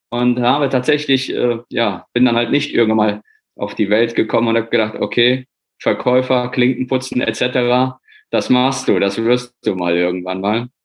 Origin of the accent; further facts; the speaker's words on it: Poland; born there; ich bin gebürtiger Pole, muss man einfach sagen.